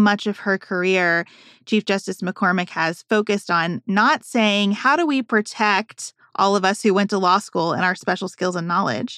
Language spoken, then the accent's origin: English; Kentucky, United States; my home state of Kentucky